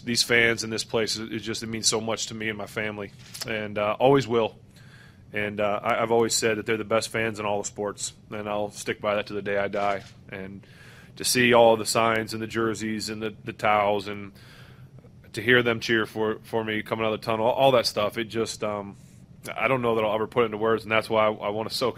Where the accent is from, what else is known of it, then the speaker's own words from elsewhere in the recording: Ohio, United States; moved away; i was born in Ohio, but I live here, and I'll always be here.